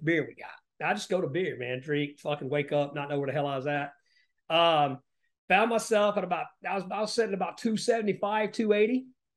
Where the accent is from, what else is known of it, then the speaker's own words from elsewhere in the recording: Appalachia, United States; moved away as an adult; I grew up in Appalachia, well, the poorest parts of the country